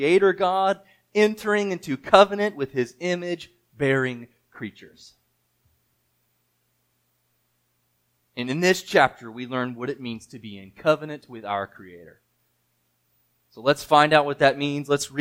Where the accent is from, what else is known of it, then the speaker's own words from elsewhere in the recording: United States; I'm American